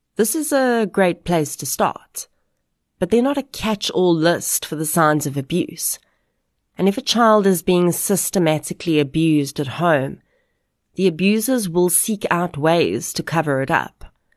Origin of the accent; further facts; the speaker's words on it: South Africa; we as South African adults